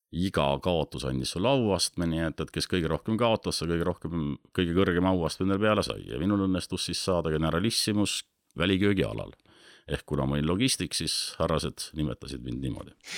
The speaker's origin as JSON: {"language": "Estonian", "town": "Otepää", "region": "Valga County", "country": "Estonia", "tie": "born or raised there", "also_born_or_lived": "Pärnu", "moved": "as an adult", "lives_now": "Saarde Parish, Estonia", "said": "ma olen sündinud Pühajärvel, sünni, sünnitunnistus on Otepää, aga mm, olen seal sündinud, olen kasvanud kuni ka,, äh, kuni kaheksateist"}